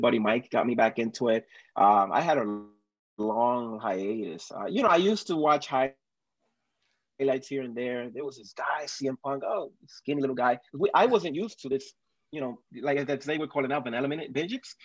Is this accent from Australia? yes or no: no; Dominican Republic; moved away; I am originally from Dominican Republic.